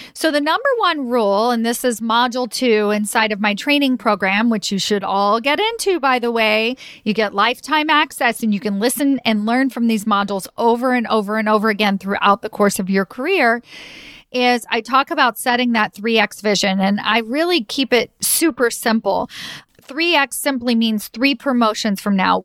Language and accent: English; Kentucky, United States; moved away as an adult; also born or lived in New York City; took me home, meaning back to Kentucky.